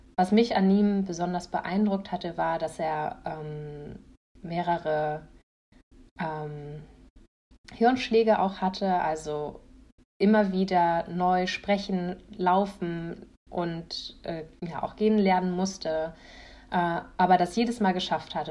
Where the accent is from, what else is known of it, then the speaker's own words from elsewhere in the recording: a village in Schleswig-Holstein, Germany; Ich komme aus einem Dorf aus Schleswig-Holstein.